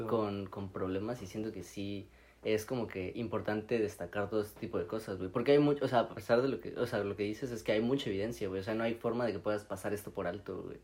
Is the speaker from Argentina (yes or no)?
no; Mexico; soy mexicano